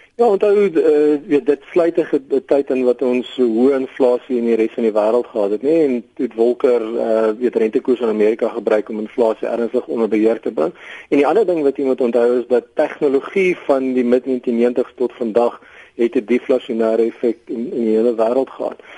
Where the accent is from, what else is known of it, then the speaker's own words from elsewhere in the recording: South Africa; as Suid-Afrikaners is ons